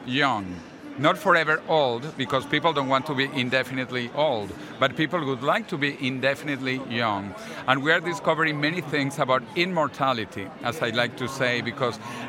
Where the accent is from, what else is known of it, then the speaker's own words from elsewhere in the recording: Venezuela; also born or lived in Massachusetts, United States; now in Madrid, Spain; I was born in Venezuela